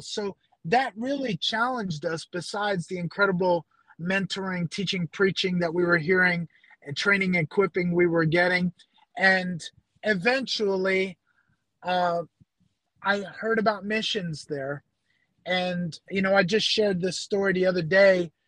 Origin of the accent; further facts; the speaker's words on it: upstate New York, United States; moved away as an adult; now in Philippines; I grew up in New York, upstate New York, about an hour north of New York City